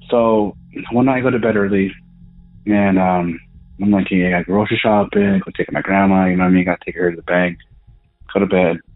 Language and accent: English; Southern Colorado, United States; I'm from Southern Colorado